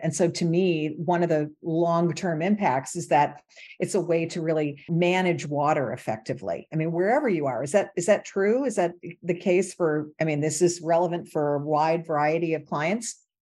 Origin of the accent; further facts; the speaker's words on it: Michigan, United States; moved away; I grew up in Michigan